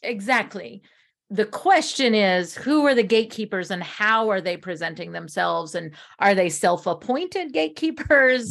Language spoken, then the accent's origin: English; United States; we as Americans